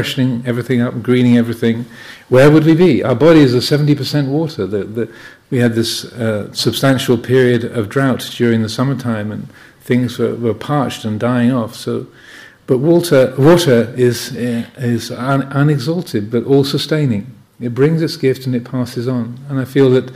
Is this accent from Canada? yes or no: no; Kent, South East England, United Kingdom; the house where I grew up in Kent